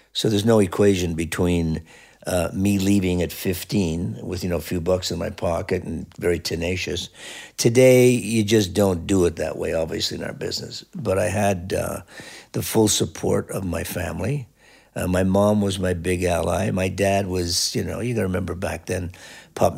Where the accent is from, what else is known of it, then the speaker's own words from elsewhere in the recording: Canada; being a Canadian, we had all the Canadian groups that would cover all the black music.